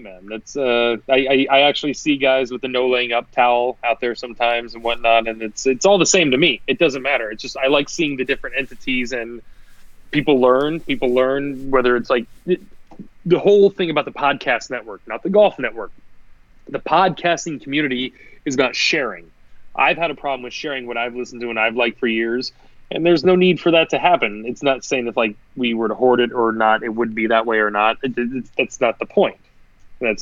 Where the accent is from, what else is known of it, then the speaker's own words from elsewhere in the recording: United States; Take it from this American